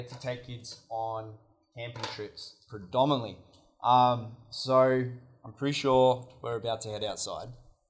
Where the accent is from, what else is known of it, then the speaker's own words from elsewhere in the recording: Australia; moved away; I'm from Australia